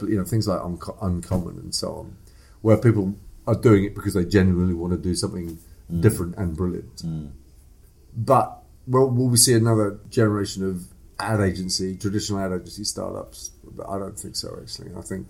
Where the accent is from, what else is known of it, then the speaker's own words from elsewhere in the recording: East Africa, Kenya; also born or lived in England; I was born in England. But I was brought up in East Africa.